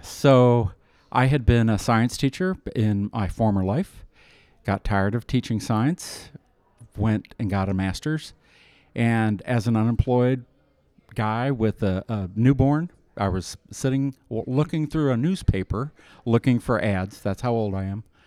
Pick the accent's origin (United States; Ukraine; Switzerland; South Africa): United States; Iowa; now in Kansas City, United States; I'm from Iowa